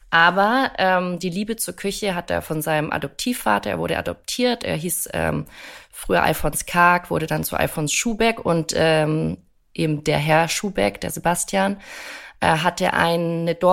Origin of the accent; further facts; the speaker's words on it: Bavaria, Germany; born there; Also ich komme ja gebürtig auch aus Bayern